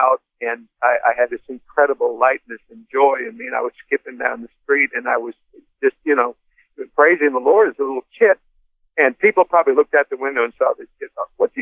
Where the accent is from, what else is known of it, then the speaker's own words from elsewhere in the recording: Windsor, Ontario, Canada; I was born in Windsor, Ontario